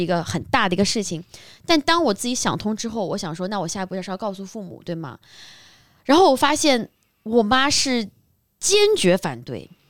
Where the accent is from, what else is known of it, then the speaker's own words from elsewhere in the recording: Shanghai, China; 像我是在上海长大的